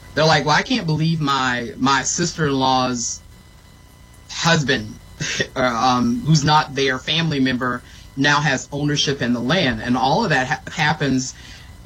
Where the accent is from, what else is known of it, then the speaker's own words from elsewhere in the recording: the South, United States; I grew up in the South.